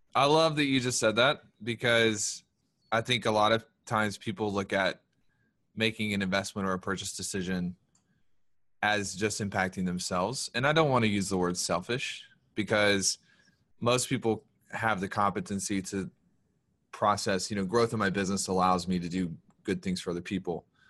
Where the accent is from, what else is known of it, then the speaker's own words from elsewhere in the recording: the South, United States; we're from the South